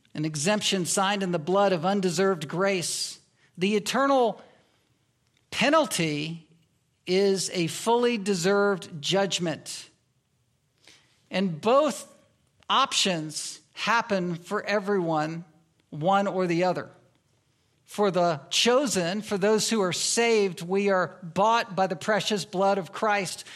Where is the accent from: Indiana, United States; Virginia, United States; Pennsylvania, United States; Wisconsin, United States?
Virginia, United States; moved away as an adult; now in Anchorage, United States; I was raised in the South. I was raised in Virginia